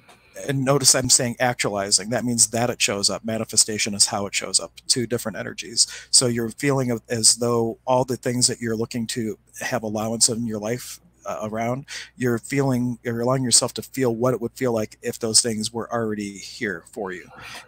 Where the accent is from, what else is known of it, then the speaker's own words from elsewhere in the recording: Pittsburgh, Pennsylvania, United States; I come from Pittsburgh, Pennsylvania.